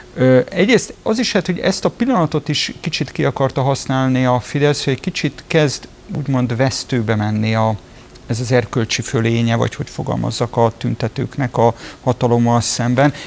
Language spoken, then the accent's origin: Hungarian; Budapest, Hungary; Tőzsökeres budapestiként